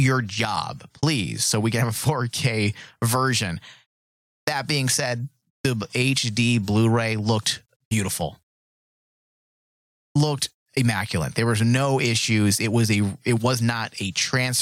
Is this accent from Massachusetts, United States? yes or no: no; Tucson, Arizona, United States; I grew up in Old Tucson